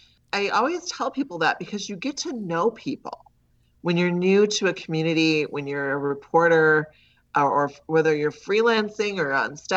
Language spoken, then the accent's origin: English; Wausau, Wisconsin, United States; So I grew up in Wausau, lots of paper mills and at the time.